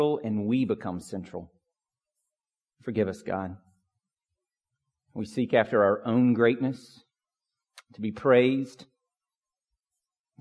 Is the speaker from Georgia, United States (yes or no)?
yes; Pine Log, Georgia, United States; When I was a kid growing up in Pine Log, we did not have an address that had numbers